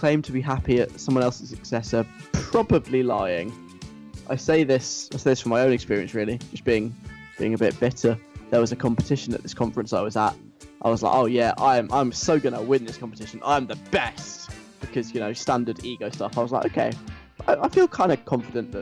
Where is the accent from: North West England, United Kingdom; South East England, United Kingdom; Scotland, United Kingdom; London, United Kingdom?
London, United Kingdom; accent: southern; also born or lived in north of England; I am from the south of England, in case you can't tell by my very, very strongly southern accent. I'm from London.